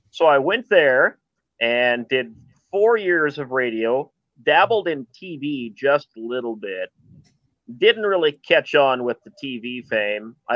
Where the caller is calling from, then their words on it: Lakewood, Colorado, United States; Pretty much close to Denver. It was closer to Lakewood.